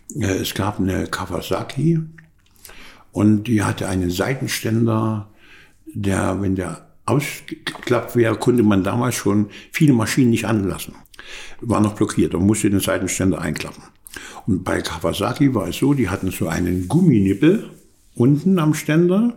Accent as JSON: {"language": "German", "country": "Germany", "said": "wir keine Chancen als Deutsche"}